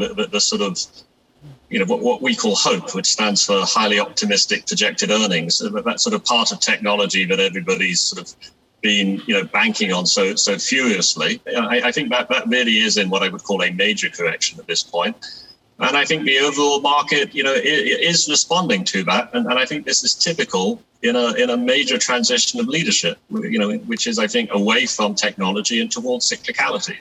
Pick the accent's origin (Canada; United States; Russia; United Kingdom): United Kingdom; England; moved away; I grew up in England as a kid